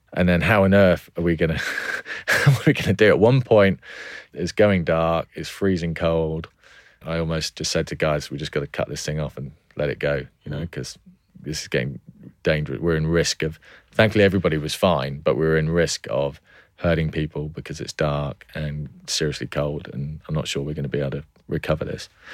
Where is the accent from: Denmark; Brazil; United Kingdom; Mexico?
United Kingdom; Cornwall, South West England; born or raised there; also born or lived in Cheshire